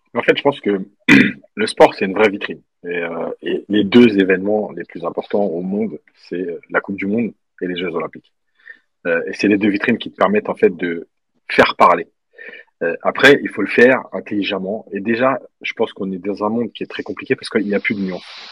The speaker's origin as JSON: {"language": "French", "country": "Algeria", "said": "en tant qu'Algérien"}